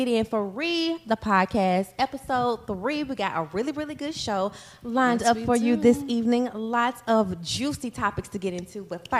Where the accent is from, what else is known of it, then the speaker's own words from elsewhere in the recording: Mississippi, United States; we're from Mississippi.